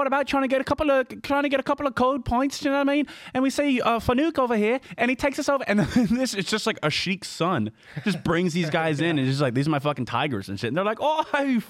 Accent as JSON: {"language": "English", "country": "United States", "said": "we're American"}